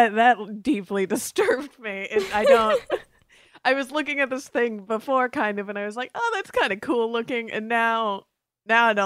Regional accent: Florida, United States; growing up in Florida

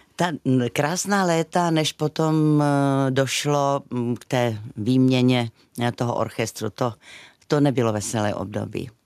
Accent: South Moravia, Czechia; my Moraváci jsme

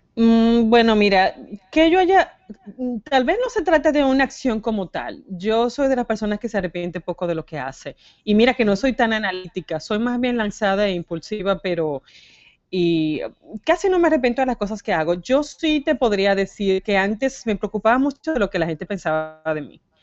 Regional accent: Dominican Republic; moved away as an adult; also born or lived in Santo Domingo; now in United States; venimos de República Dominicana

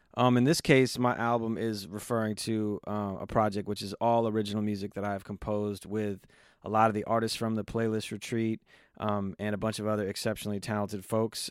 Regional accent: Los Angeles, California, United States; growing up in Los Angeles

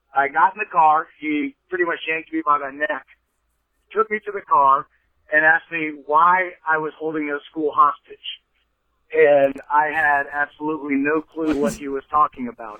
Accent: Fairfield, United States; I grew up in Fairfield

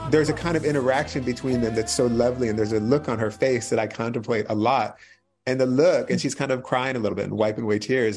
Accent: right outside of Philadelphia, Pennsylvania, United States; I grew up right outside of Philly.

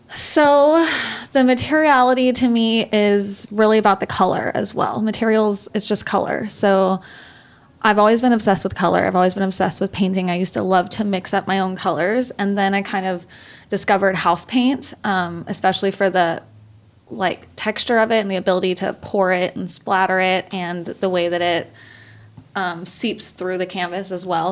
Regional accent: Texas, United States; moved away as an adult; now in Los Angeles, United States; I was born and raised in Texas. I lived there for 26 years before I moved here four years ago

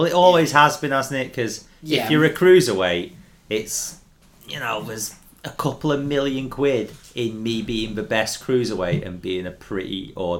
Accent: England, United Kingdom; Being English

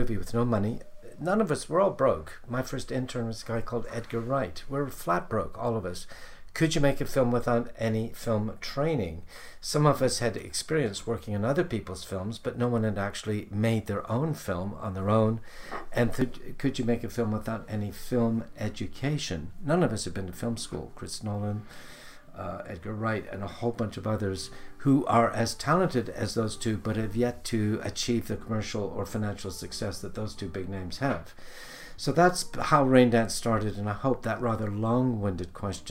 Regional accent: outside Toronto, Ontario, Canada; moved away as an adult; now in London, United Kingdom; I'm Canadian. I grew up on a farm outside Toronto.

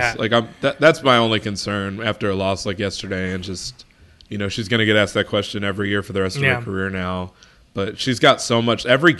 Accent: Chicago, Illinois, United States; Chicago, so, you know, my hometown team

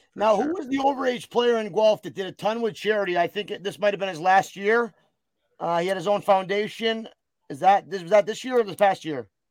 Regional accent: United States; as an American

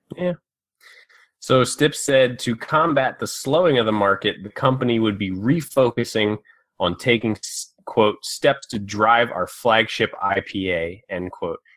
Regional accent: Maryland, United States; moved away; I'm originally from Maryland

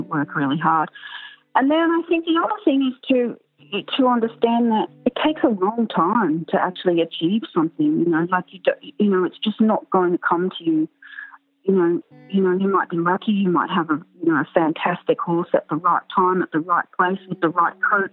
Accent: Canberra, Australian Capital Territory, Australia; I grew up in Canberra and we all had high school friends had horses.

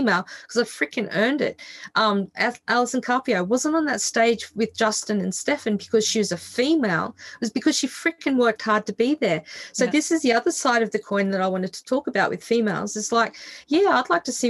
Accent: Australia; I grew up in Australia where we have this hideous thing that we call the tall poppy syndrome

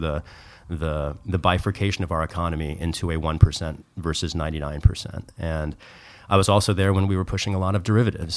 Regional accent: rural Missouri, United States; born or raised there; moved away as an adult; now in San Francisco, United States

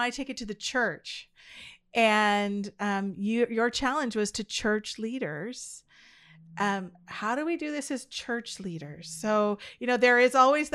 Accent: Vancouver Island, British Columbia, Canada; grew up on Vancouver Island

